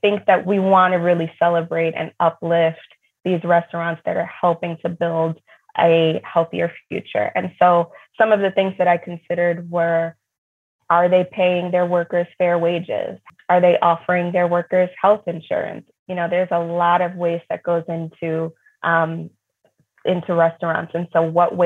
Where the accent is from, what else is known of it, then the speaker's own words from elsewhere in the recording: New York, United States; when I was growing up in New York